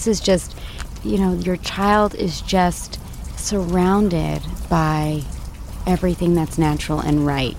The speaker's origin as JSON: {"language": "English", "town": "Los Angeles", "region": "California", "country": "United States", "said": "Oh, we're from Los Angeles."}